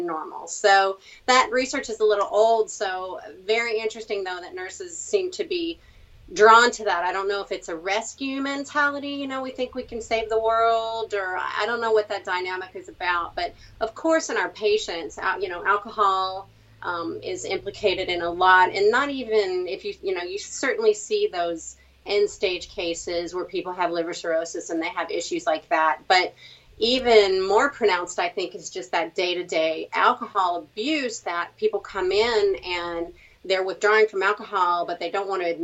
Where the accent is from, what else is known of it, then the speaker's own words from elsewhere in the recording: Virginia, United States; also born or lived in Colorado / California / Indiana; now in Florida, United States; I was born and raised in Virginia, but I've moved around a lot.